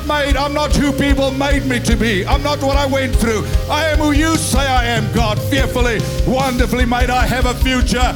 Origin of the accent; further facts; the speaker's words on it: Free State, South Africa; I come from the Free State